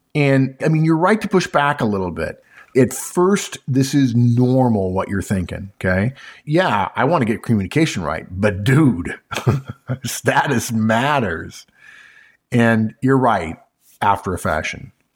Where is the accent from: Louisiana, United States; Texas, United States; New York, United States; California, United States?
California, United States; grew up in California